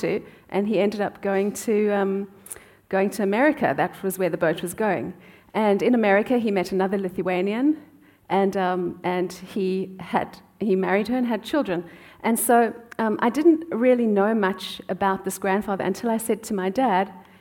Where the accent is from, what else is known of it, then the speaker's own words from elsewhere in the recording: South Africa; moved away; I grew up in South Africa